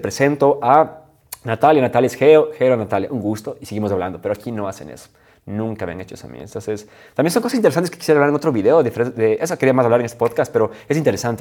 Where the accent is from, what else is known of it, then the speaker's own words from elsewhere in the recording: Ecuador; moved away as an adult; en mi país nunca damos la mano a una mujer